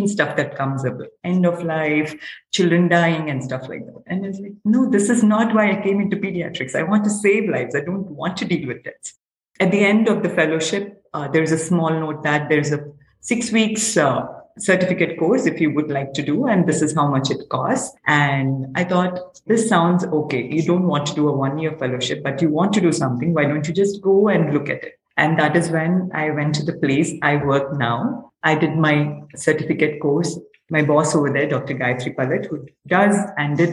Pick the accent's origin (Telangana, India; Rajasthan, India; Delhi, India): Telangana, India; Hyderabad; I'm from Hyderabad, India, which is in the southern part of India.